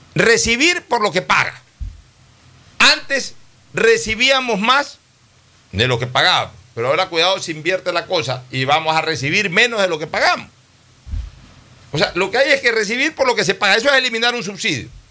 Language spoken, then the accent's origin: Spanish; Ecuador; como ecuatoriano